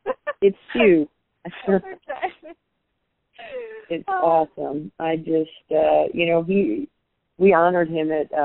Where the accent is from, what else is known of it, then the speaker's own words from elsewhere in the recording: West Coast, United States; You know, I'm black, she's white, she's from East Coast, I'm from the West Coast.